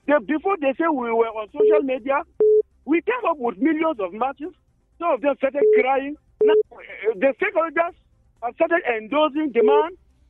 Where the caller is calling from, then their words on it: Angwan Rukuba, Plateau, Nigeria; I'm calling from Angwarukuba.